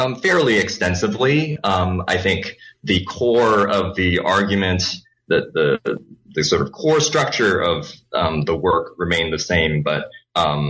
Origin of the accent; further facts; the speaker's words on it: Vancouver, British Columbia, Canada; first language Cantonese; English is a second language; also born or lived in Hong Kong; I was born in Hong Kong. So that's where the Cantonese comes from, a native Cantonese speaker. Moved to Canada when I was relatively young, was 7 years old, and then grew up in Canada, in Vancouver.